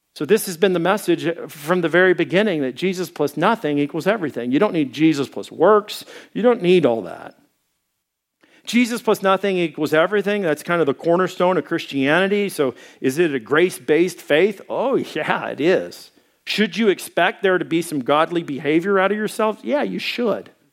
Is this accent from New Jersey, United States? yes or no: no; Arkansas, United States; I am from Arkansas